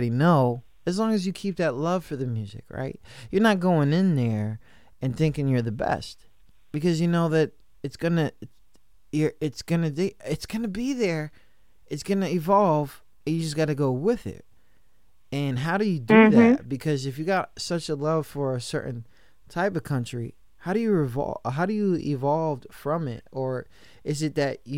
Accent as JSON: {"language": "English", "region": "New York", "country": "United States", "tie": "born or raised there", "said": "I grew up in New York"}